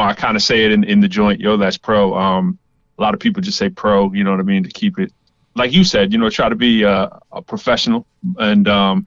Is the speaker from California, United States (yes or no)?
no; Lowell, Massachusetts, United States; moved away as an adult; also born or lived in Cambridge, Massachusetts; now in Washington, D.C., United States; I'm from Massachusetts, Lowell specifically, moved to Cambridge